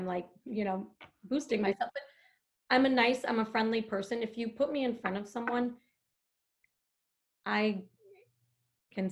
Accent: upstate New York, United States; moved away as an adult; now in New Jersey, United States; I'm from upstate New York and I don't have family here. You know, I don't have friends here that I went to high school with or grade school with.

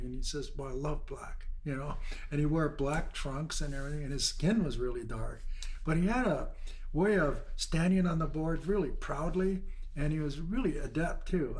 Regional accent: Honolulu, Hawaii, United States; grew up in Waikiki Beach

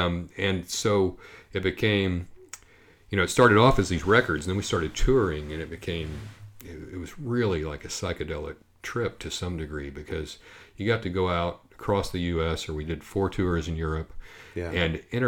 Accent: Oklahoma, United States; And, you know, I grew up down in Oklahoma, so I know that thing.

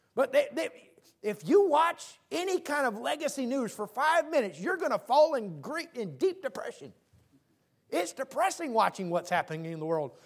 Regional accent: Tacoma, Washington, United States; I grew up in Tacoma.

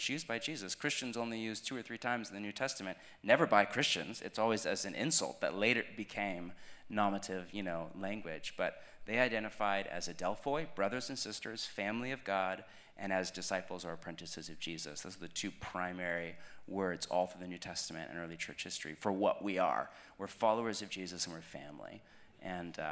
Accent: United States; I'm American

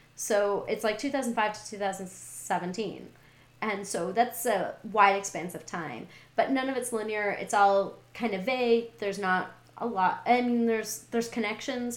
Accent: Montana, United States; also born or lived in California / Texas; now in Seattle, United States; I'm from Montana. I live in Seattle.

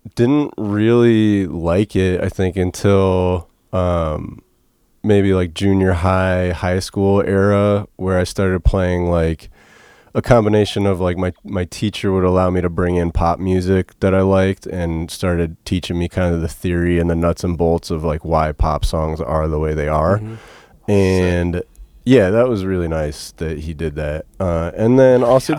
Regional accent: Ashtabula, Ohio, United States; I grew up in Ashtabula, Ohio. It's uh, outside Cleveland, up on Lake Erie

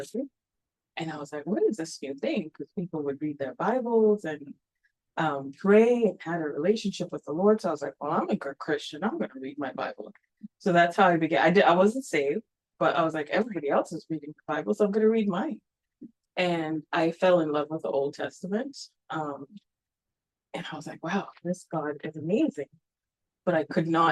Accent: Nairobi, Kenya; moved away as an adult; also born or lived in Kansas City, United States; I was born and raised Catholic in Nairobi, Kenya

